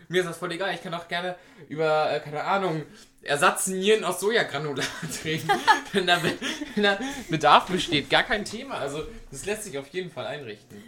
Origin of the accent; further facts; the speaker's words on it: Münster, North Rhine-Westphalia, Germany; als Münsteraner